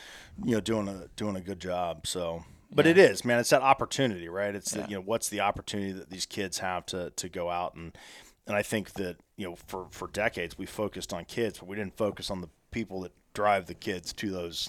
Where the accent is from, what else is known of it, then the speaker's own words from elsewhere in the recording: Columbus, United States; They're based in my hometown in Columbus.